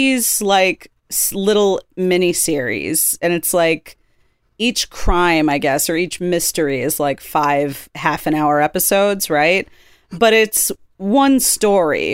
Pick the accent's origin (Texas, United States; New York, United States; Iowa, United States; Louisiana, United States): New York, United States; Brooklyn; born or raised there